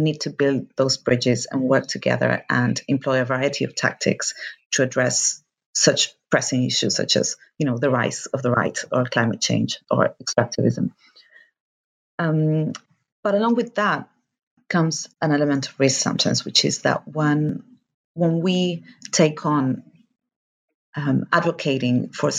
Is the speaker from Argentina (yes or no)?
yes; Argentina; moved away; I am from Argentina, and actually my current project is based in Argentina, but I've been living here for a long time